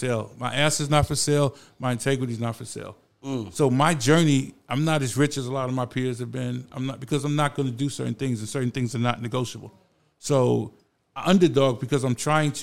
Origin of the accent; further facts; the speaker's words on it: New York City, New York, United States; I literally grew up on Cedric where hip hop started